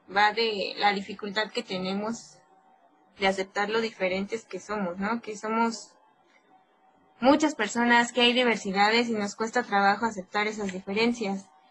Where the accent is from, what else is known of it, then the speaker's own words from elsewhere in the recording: Nezahualcóyotl, State of Mexico, Mexico; yo soy de Nesa